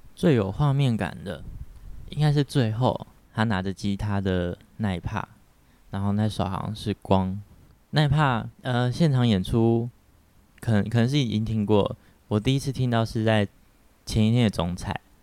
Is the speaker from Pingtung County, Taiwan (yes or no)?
yes; Pingtung County, Taiwan; moved away as an adult; now in Taipei, Taiwan; 我是来自屏东的小孩